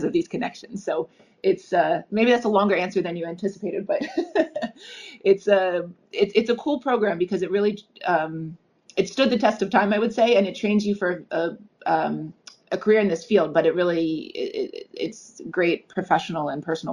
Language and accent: English; United States; I'm an American lawyer, and I come with my American biases and ways of studying law